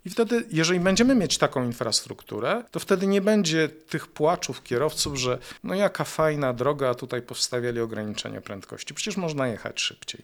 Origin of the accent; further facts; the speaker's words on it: Jaworzno, Silesian Voivodeship, Poland; ja pochodzę z Jaworzna